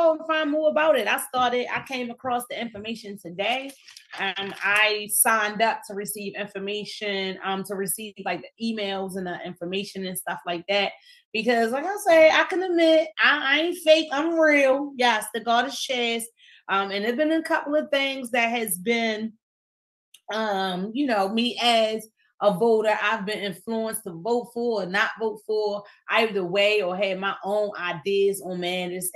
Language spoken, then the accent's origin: English; Baltimore, Maryland, United States; I'm from East Baltimore